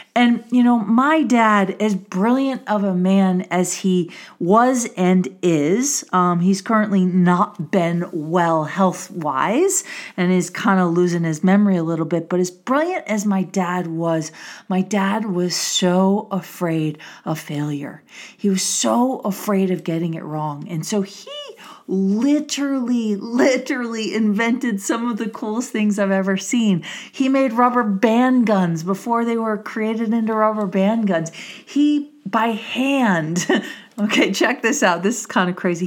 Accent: Milwaukee, Wisconsin, United States; I grew up in Wisconsin. Yes, I'm a cheesehead

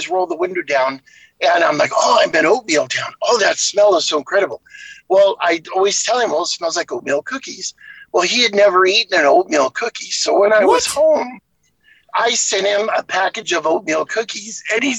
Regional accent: West Coast, United States; I grew up on the West Coast, though, so you know, when I was growing up, we called it farina.

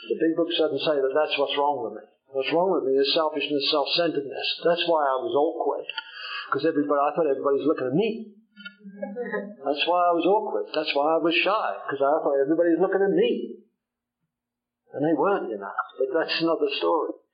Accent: Jersey; I come from Old Jersey. Old Jersey is a little island uh, just off the coast of France that still belongs to, still belongs to England somehow.

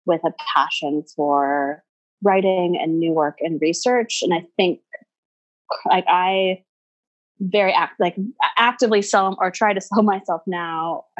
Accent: Houston, Texas, United States; I grew up in Houston

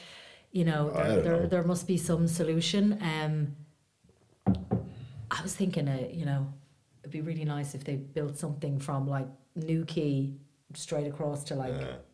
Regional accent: Ireland; I'm too Irish.

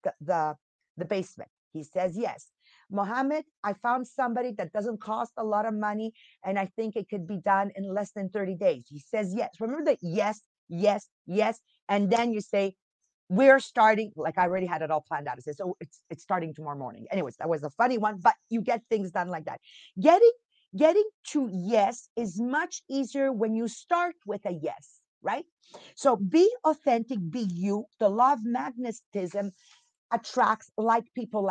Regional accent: Italy; moved away; I'm from Italy. You're born there. I'm born in Italy.

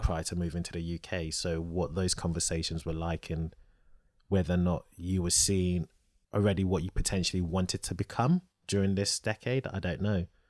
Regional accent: Nigeria; I'm Nigerian

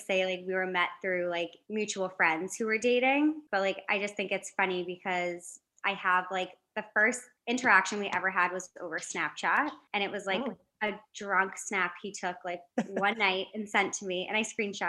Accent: Connecticut, United States; moved away as an adult; now in Philadelphia, United States

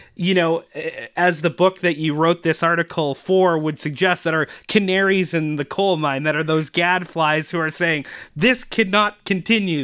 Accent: Canada; as actual Canadian citizens

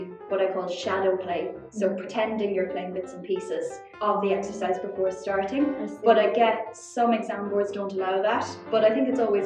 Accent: Cork, Munster, Ireland; moved away as an adult; now in London, United Kingdom; I'm originally from Cork in Ireland

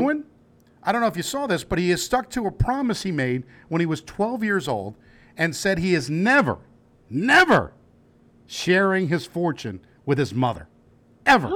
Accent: New Jersey, United States; we're from Jersey

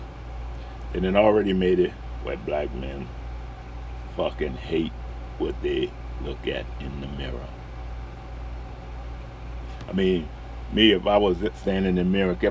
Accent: New Orleans, Louisiana, United States; I'm from New Orleans

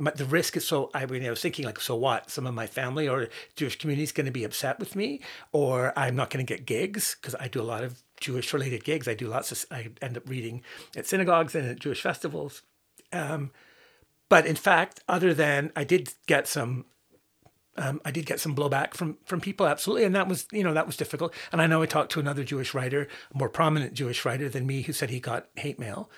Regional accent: Northern Ireland, United Kingdom; growing up in Northern Ireland during the Troubles

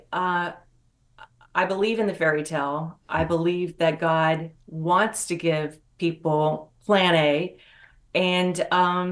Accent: West Virginia, United States; moved away; I'm from West Virginia originally

